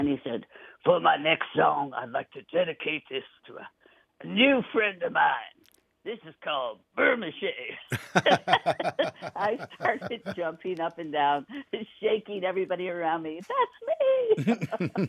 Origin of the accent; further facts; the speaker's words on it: Oroville, California, United States; I'm from a town you've never heard of called Oroville, California